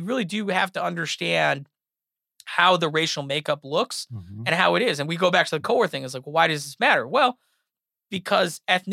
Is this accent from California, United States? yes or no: yes; California, United States; I'm from California